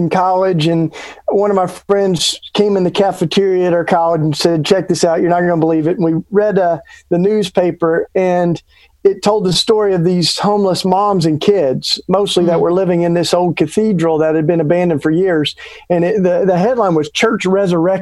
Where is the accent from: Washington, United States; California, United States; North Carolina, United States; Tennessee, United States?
Tennessee, United States; East; moved away as an adult; now in Philadelphia, United States; I grew up down south. I grew up in East Tennessee